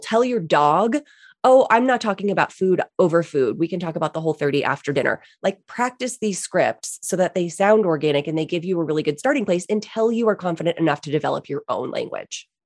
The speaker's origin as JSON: {"language": "English", "region": "East Coast", "country": "United States", "tie": "born or raised there", "said": "I grew up on the East Coast"}